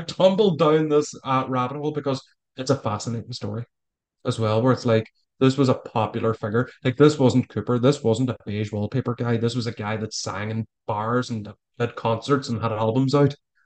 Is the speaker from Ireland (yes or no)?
yes; Ireland; accent: Irish; my persuasive Irish accent.